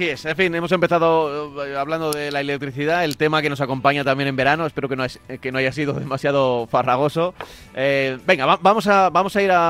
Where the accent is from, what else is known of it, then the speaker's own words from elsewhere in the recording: Amposta, Catalonia, Spain; de, de Amposta de Tarragona.